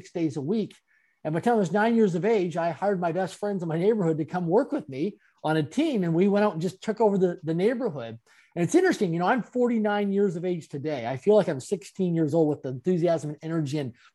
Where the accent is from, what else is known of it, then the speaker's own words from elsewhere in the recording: Canada; I'm a Canadian born and raised.